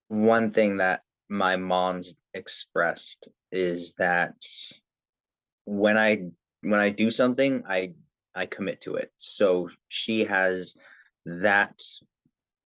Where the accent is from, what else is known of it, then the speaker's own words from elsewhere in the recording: Toronto, Ontario, Canada; born and raised in Toronto, Canada